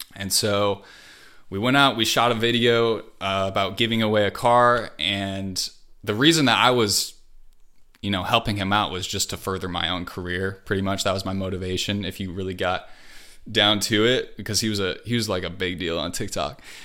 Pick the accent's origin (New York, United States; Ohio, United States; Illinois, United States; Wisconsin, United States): Wisconsin, United States; moved away as an adult; also born or lived in Hawaii / California; I grew up in Hawaii, and I lived there till I was ten, and then I moved to Wisconsin, and went all through high school there, and then I moved to California